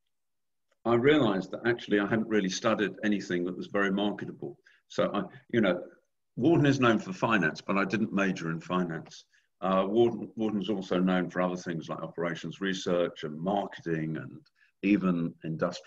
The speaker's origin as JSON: {"language": "English", "country": "United Kingdom", "also_born_or_lived": "Philadelphia, United States", "moved": "as an adult", "said": "I was living in the UK. I'm British originally, and I'm still British actually."}